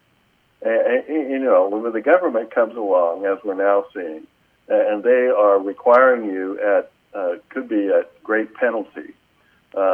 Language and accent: English; Terre Haute, Indiana, United States; My law firm's in Terre Haute, Indiana, which is my hometown